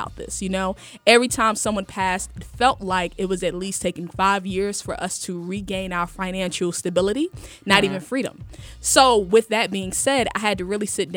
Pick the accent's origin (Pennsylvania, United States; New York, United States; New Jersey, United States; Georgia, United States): New Jersey, United States; Newark; Born and raised in Newark, New Jersey, in poverty